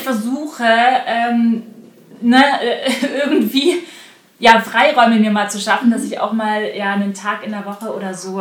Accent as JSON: {"language": "German", "region": "Bavaria", "country": "Germany", "tie": "born or raised there", "moved": "yes", "lives_now": "Berlin, Germany", "said": "ich komme ja aus Bayern"}